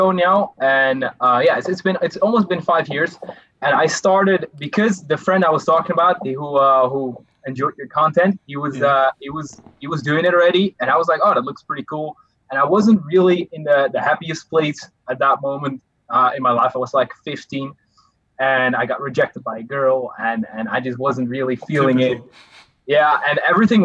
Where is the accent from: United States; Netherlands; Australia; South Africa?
Netherlands; I am 20 right now, and I'm from the Netherlands